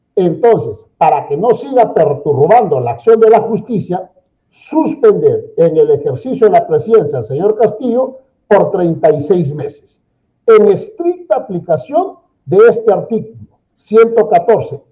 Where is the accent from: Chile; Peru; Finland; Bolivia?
Peru; como todo peruano